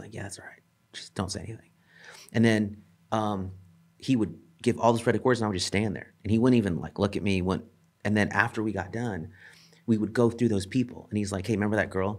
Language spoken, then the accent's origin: English; El Centro, California, United States; I grew up in a town called El Centro